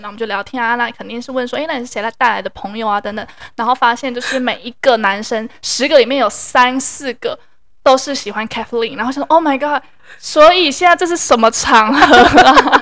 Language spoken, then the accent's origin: Chinese; Taiwan; 我那时候就是一个台湾人